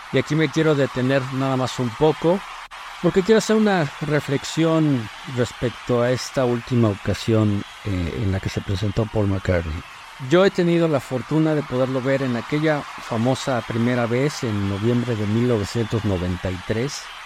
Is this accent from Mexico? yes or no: yes; Mexico